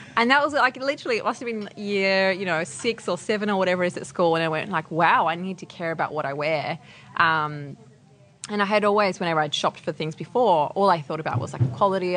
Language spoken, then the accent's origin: English; Adelaide, South Australia, Australia; moved away; I grew up in Adelaide, so a little bit far